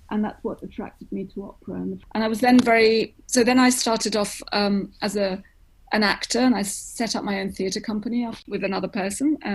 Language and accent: English; London, United Kingdom; born there; the only reason I was born in London was because my mother came over from Greece to, for me to be born here